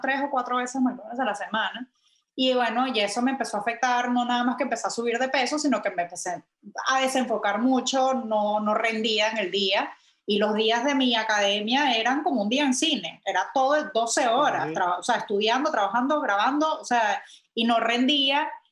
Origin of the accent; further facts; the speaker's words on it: Venezuela; moved away; also born or lived in London / New York; yo soy venezolana